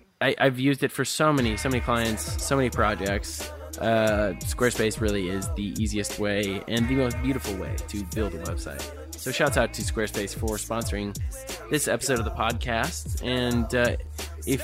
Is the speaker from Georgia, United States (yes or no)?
no; Minneapolis, Minnesota, United States; I'm from Minneapolis.